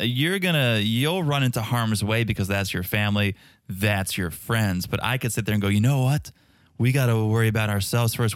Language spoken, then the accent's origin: English; Connecticut, United States; I grew up in Connecticut